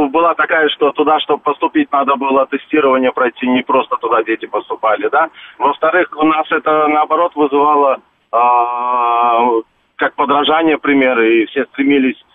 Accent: Turkmenistan; moved away; я родом с Туркмении

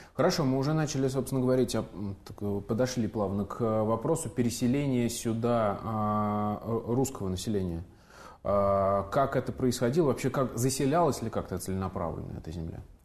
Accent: Samara, Samara Oblast, Russia; moved away; приятно делать программу у себя на родине

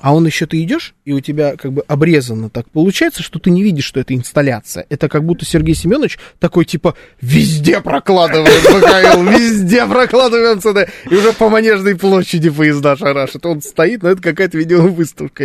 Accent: Moscow, Russia; born or raised there

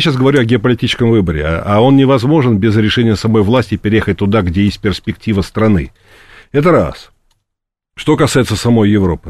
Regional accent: Moscow, Russia; Я сам коренной москвич, причем не, не в первом поколении, а в каком-то там, я уж не помню, пятом или шестом

